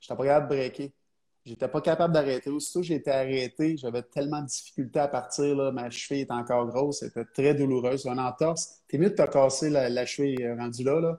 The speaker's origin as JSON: {"language": "French", "town": "Trois-Rivières", "region": "Quebec", "country": "Canada", "said": "je viens de Trois-Rivières"}